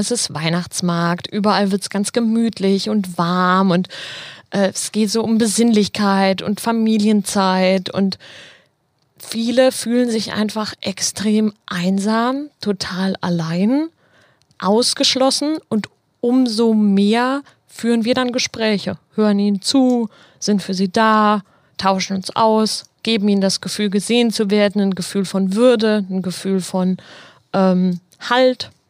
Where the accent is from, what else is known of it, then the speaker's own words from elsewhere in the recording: Marburg, Hesse, Germany; now in Dortmund, Germany; Also ich komme ja nicht aus Dortmund, ich komme ja ursprünglich aus Marburg in Hessen